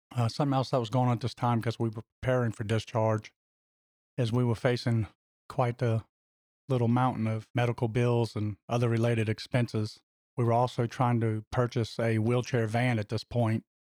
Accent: Louisiana, United States; my home state of Louisiana

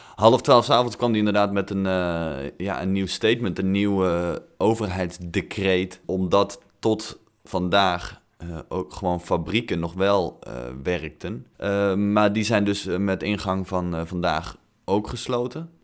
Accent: Tilburg, North Brabant, Netherlands; moved away; Tilburg, dus de hotspot van Nederland, eh, mijn thuisstad

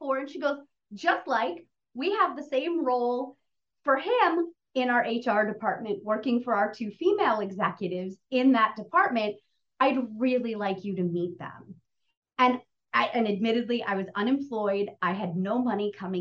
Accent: New England, United States; moved away as an adult; also born or lived in Boston / Los Angeles; I grew up in New England, was in school in Boston. I left home 2 months after I graduated college. I drove across country to Los Angeles

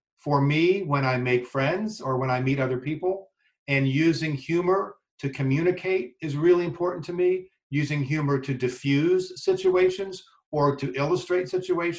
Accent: southern Delaware, United States; also born or lived in West Virginia / Little Rock, Arkansas / New York City / Pennsylvania; now in Syracuse, United States; I grew up in a really rural town in southern Delaware, a town of about 1,600 people.

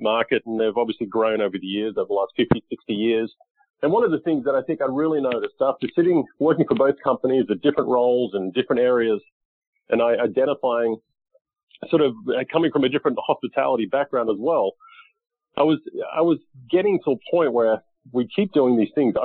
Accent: Australia; now in United States; I grew up in Australia playing golf and then moved to the U.S. In 2001

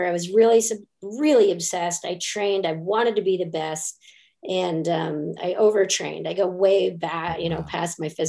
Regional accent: northern Montana, United States; moved away; I grew up predominantly in Montana. In northern Montana.

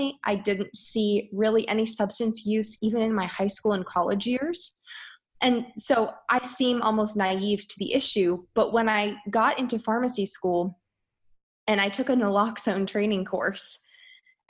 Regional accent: Philadelphia, Pennsylvania, United States; also born or lived in Michigan / Virginia; I grew up outside of Philadelphia and I really never moved. I was here in a suburban Philadelphia for my entire life

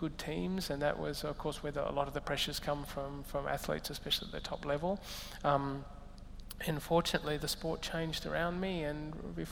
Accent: Katherine, Northern Territory, Australia; moved away; also born or lived in Melbourne, Australia; I was born in Katherine in the Northern Territory. I lived in an Aboriginal settlement

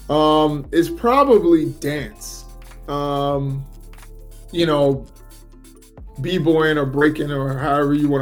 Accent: Maryland, United States; also born or lived in New York City, United States / Philadelphia, United States; after growing up in Philadelphia for about 6 years, my family moved to Maryland. And that's where I've been ever since

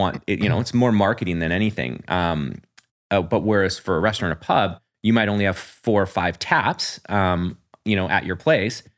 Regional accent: New Westminster, British Columbia, Canada; now in Port Moody, Canada; I'm from New West.

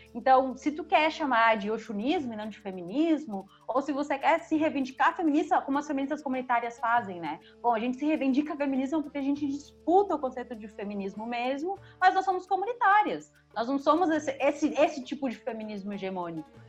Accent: Uruguay; now in Brazil; eu também sou uma pessoa migrante, né? Eu vim do Uruguai, estou no Brasil, uh, passei né, toda a minha alfabetização em um país que tem seus N problemas

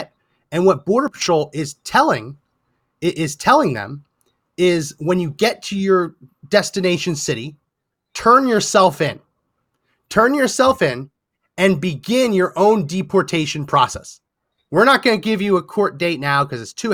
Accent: New Jersey, United States; I grew up in New Jersey, and the Meadowlands

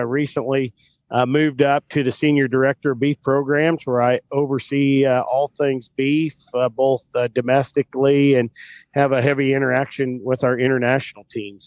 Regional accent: Flint Hills of Kansas, United States; moved away as an adult; also born or lived in Oklahoma / Michigan; I grew up in the Flint Hills of Kansas on a family ranching operation there

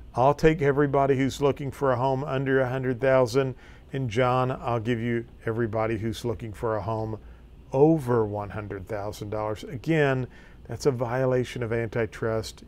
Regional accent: Farmington, Missouri, United States; My hometown is Farmington, Missouri

